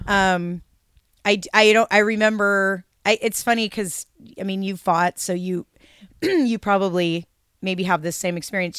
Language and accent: English; Seattle, Washington, United States; moved away as an adult; now in Portland, United States; I grew up in Seattle. moved to Portland in nineteen ninety-one